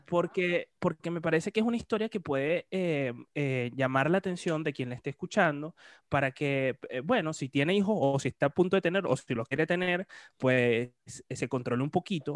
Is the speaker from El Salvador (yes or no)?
no; Puerto La Cruz, Anzoátegui, Venezuela; yo soy de Puerto la Cruz